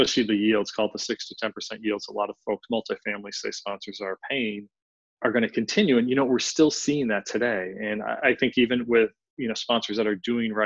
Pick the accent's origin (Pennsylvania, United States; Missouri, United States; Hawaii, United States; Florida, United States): Pennsylvania, United States; Philadelphia; I'm from Philly, so spirit of brotherly love here